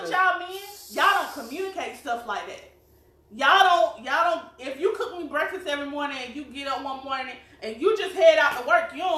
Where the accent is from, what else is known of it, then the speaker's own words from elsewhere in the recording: South Carolina, United States; we are from South Carolina. You probably tell by our accents